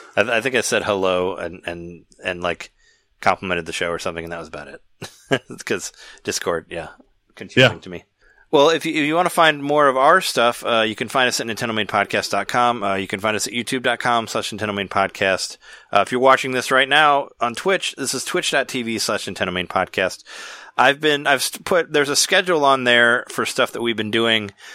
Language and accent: English; Peoria, Illinois, United States; where I grew up in Peoria, we had a we had Showbiz Pizza